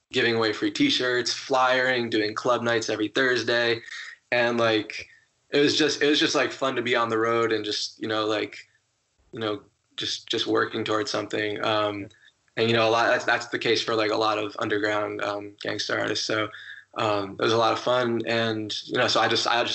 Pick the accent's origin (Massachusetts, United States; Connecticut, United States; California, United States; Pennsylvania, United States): Connecticut, United States; right outside of New Haven; I grew up right outside of New Haven.